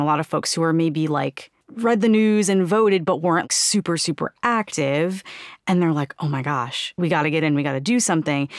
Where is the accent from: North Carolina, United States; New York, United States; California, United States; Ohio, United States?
New York, United States; New York City; Growing up in New York City in, like, super progressive, very radical kind of circles